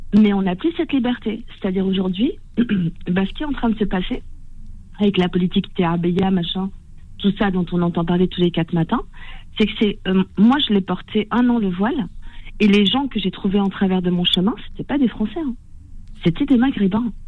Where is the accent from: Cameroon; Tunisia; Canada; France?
Tunisia; je suis tunisienne